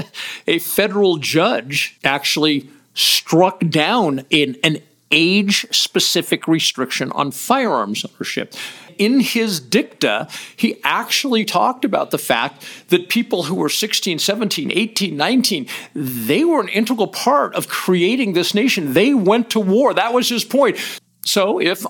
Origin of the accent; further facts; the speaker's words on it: United States; an American